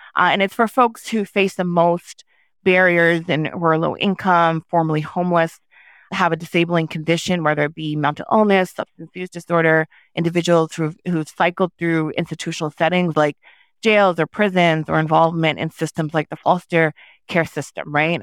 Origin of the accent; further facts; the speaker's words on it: New York, United States; first language Haitian Creole; English is a second language; I was born in New York to Haitian immigrants, um, as a first generation person, you know, my first language growing up was Haitian Creole